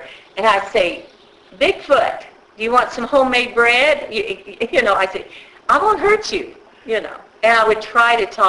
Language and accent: English; Kansas City, Missouri, United States; I grew up in Kansas City in the 40s and 50s.